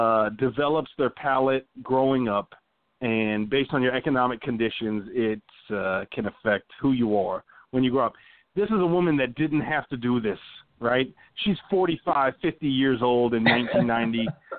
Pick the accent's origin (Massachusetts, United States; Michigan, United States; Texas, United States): Texas, United States; I grew up in the South, right, from Texas, family from Louisiana.